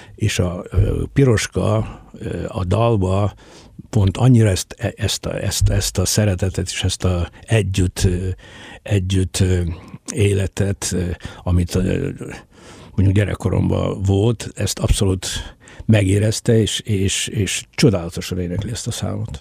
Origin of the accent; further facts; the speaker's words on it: Mukachevo, Zakarpattia Oblast, Ukraine; Kárpátán születtem, munkáson születtem